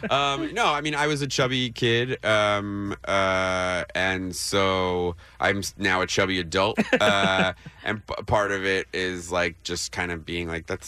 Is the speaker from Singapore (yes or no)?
no; New Jersey, United States; when I was growing up in Jersey was that like you would meet white people who liked you because you were eventually going to bring the Messiah.